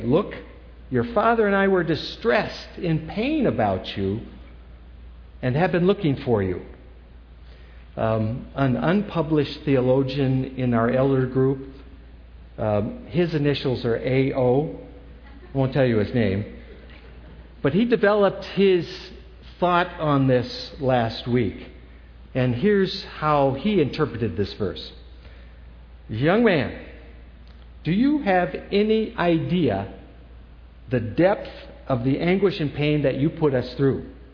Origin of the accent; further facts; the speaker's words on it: New Hampshire, United States; I grew up in New Hampshire